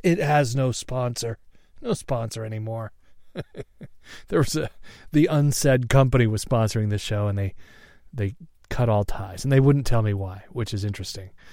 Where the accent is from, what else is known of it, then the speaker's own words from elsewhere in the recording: Seattle, Washington, United States; I was born in Seattle, all right, Swedish hospital